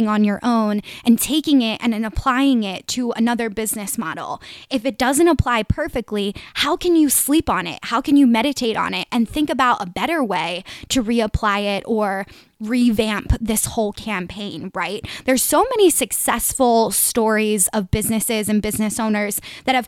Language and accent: English; Delaware County, greater Philadelphia area, Pennsylvania, United States; accent: Delco; I'm from the greater Philly area, if you guys couldn't tell from my Delco accent